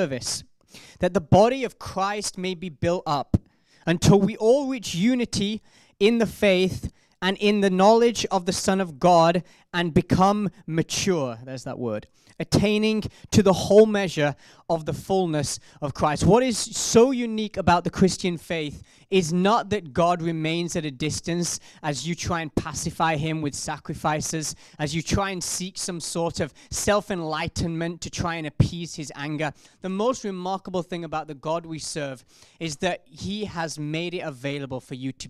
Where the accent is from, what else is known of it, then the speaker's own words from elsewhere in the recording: South Africa; accent: South African; I'm a South African accent